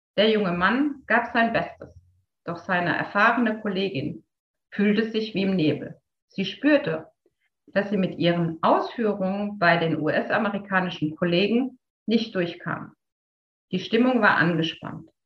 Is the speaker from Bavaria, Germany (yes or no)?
no; Heidelberg, Baden-Württemberg, Germany; Als gebürtige Heidelbergerin